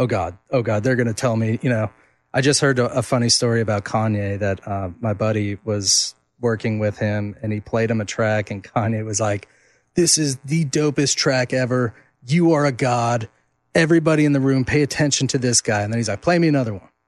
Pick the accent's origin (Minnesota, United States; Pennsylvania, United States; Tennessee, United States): Minnesota, United States; Duluth; my hometown of Duluth, Minnesota. Um, so I grew up going, watching them.